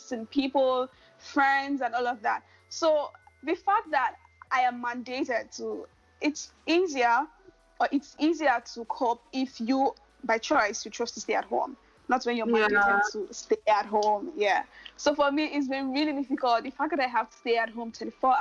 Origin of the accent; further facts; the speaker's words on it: Nigeria; also born or lived in Lagos, Nigeria; I am Nigerian, and I live in Lagos, Nigeria